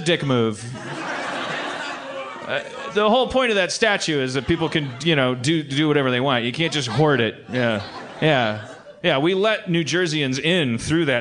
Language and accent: English; Wisconsin, United States; moved away; also born or lived in Los Angeles; I'm from Wisconsin, and then I lived in Los Angeles